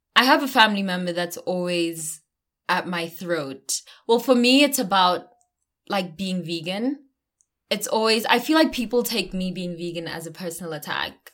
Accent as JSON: {"language": "English", "country": "South Africa", "said": "I'm South African"}